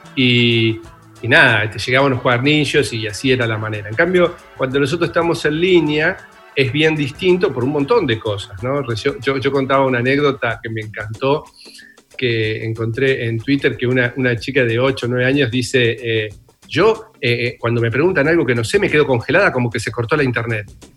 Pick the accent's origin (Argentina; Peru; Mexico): Argentina; Bernal, Buenos Aires Province; nací en una familia de clase media, en un barrio de Bernal, divino, crié en un lugar hermoso